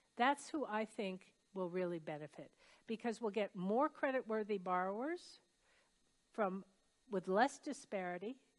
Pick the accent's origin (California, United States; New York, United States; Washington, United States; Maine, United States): Maine, United States; Brunswick; my hometown, which is Brunswick, Maine